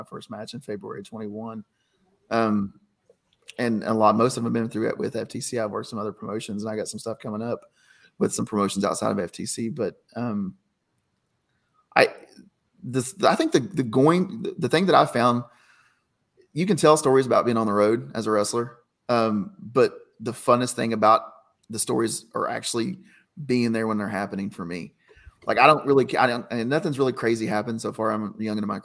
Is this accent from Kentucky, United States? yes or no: yes; Kentucky, United States; moved away as an adult; now in Ohio, United States; I was living in my home state of Kentucky. That's, like I said, that's where I'm from